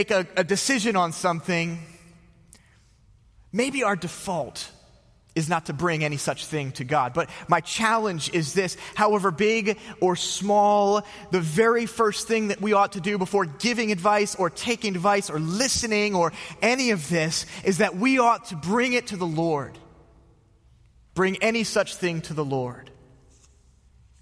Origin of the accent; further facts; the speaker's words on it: outside of Philadelphia, Pennsylvania, United States; moved away; I grew up outside of Philadelphia.